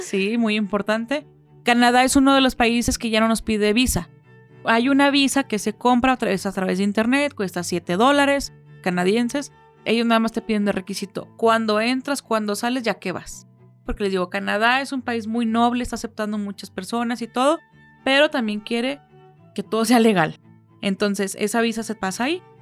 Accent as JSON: {"language": "Spanish", "country": "Mexico", "said": "somos muy afectivos"}